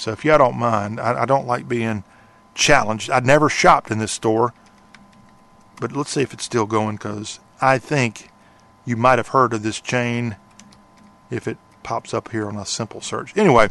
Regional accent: South Carolina, United States; moved away; I moved to Nashville from South Carolina, Leon's native state, and worked at CMT

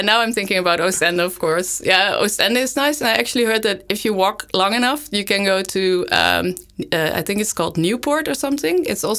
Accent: Netherlands; now in Leuven, Belgium; I'm from the Netherlands

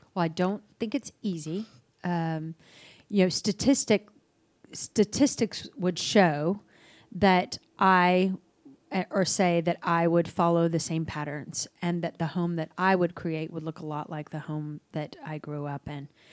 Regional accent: Dallas, Texas, United States; also born or lived in Albuquerque, New Mexico; I was born in Albuquerque. I moved to Dallas when I was six.

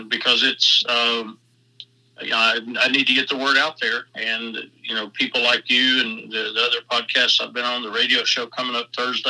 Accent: Georgia, United States; also born or lived in Charlotte, North Carolina; I'm from Georgia

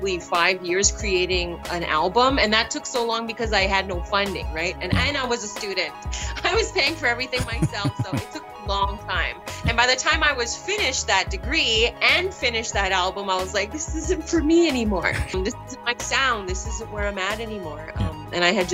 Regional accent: Alberta, Canada; also born or lived in Treaty 8 territory, northern Alberta / Edmonton; I've been born and raised in Alberta all my life and currently based in Edmonton, been here for the past 10 years

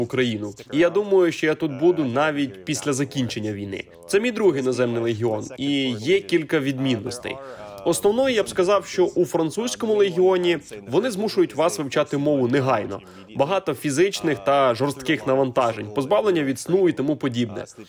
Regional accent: Canada; moved away as an adult; now in Ukraine; з Канади

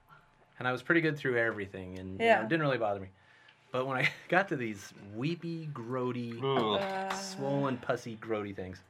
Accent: McCook, Nebraska, United States; McCook, Nebraska.

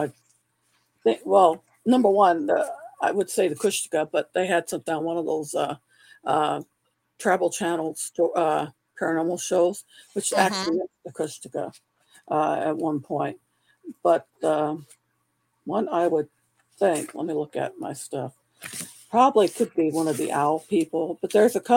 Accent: California, United States; I grew up in California

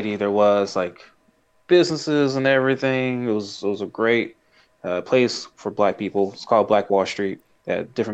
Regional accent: Tulsa, Oklahoma, United States; I'm from Tulsa

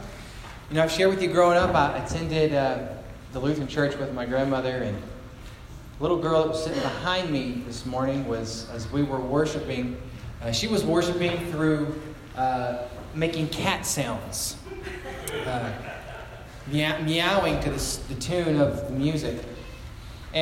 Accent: Orange, Texas, United States; now in Gatesville, United States; it's about a 30-minute trek to Orange, Texas, it's my hometown

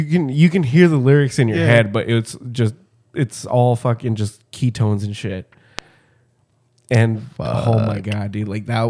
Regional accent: Brooklyn, New York, United States; Like, Brooklyn, where the fuck? Yeah, so I'm from Brooklyn.

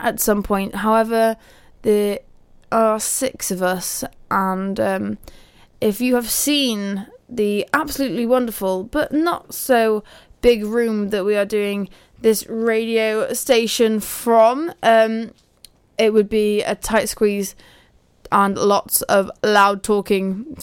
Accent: Pembrokeshire, Wales, United Kingdom; accent: Pembrokeshire; my Pembrokeshire accent

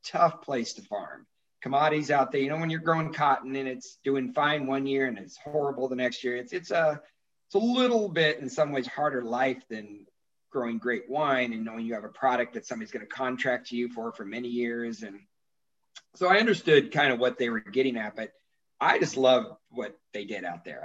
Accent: San Joaquin Valley, California, United States; also born or lived in Visalia; now in Napa, United States; growing up in the San Joaquin Valley, right pretty much all your friends are farmers

